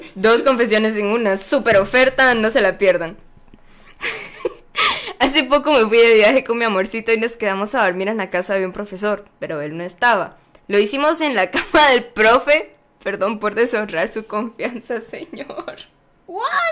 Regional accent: Zacapa, Guatemala; Yo soy de Zacapa y yo vivía en Zacapa en ese momento

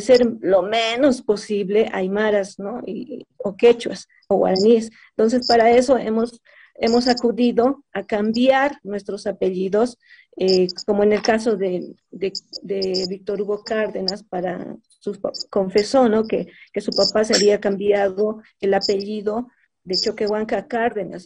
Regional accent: Bolivia; somos bolivianos

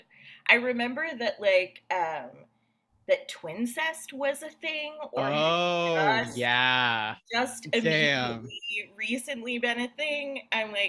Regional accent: New Jersey, United States; moved away

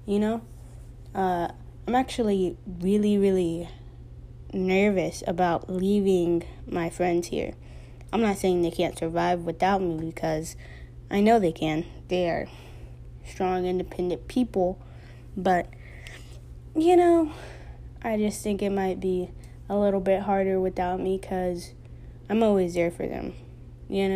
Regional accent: Texas, United States; I was born and raised in Texas

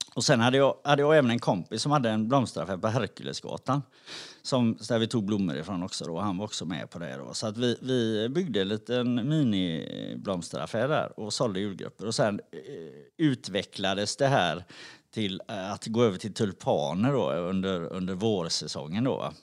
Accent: Gothenburg, Västra Götaland, Sweden; jag är uppvuxen i Backa på Hisingen

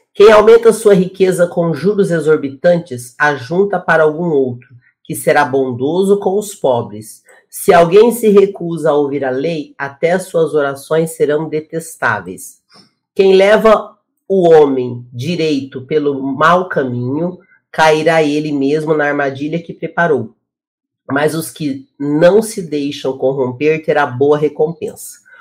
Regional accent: Brazil; Eu sou comunicadora, eu sou do Brasil

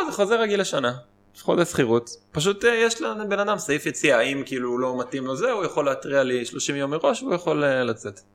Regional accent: Israel; כשהייתי קטן גדלתי במושב

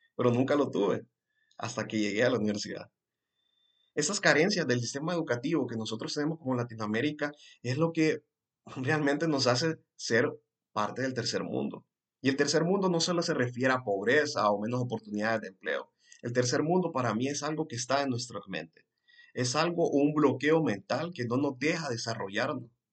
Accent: Honduras; first language Spanish; aquí en Honduras específicamente, de donde yo soy

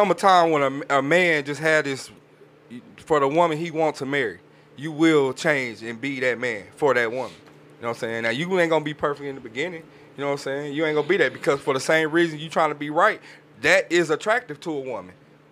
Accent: Alabama, United States; I'm from Alabama, nigga. I'm from the country

